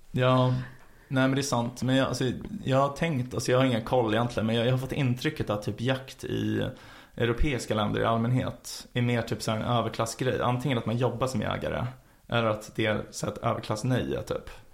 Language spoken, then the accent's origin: Swedish; Stockholm, Stockholm County, Sweden; jag växte upp på Frejgatan